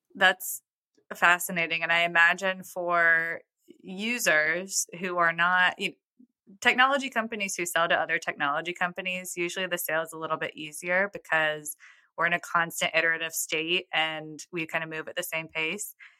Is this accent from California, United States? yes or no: no; New York, United States; now in Nashville, United States; I'm from New York originally